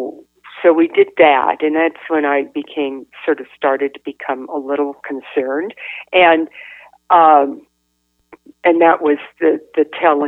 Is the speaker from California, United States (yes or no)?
yes; Northern California, United States; moved away; I grew up in Northern California